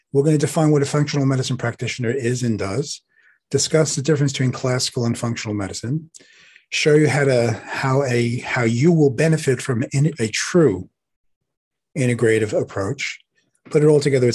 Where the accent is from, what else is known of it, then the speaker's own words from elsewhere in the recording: New York City, New York, United States; accent: Brooklyn; I'm from Brooklyn